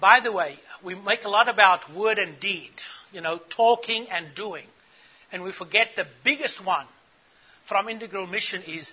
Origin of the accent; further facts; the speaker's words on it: South Africa; I grew up in South Africa.